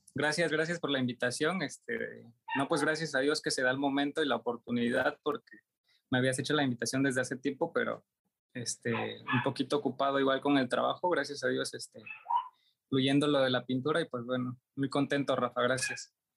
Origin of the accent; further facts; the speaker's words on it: Juchitán, Oaxaca, Mexico; moved away as an adult; also born or lived in Tuxtla Gutiérrez, Chiapas; Regreso a mi ciudad de origen, que es Juchitán, en el mismo estado de Oaxaca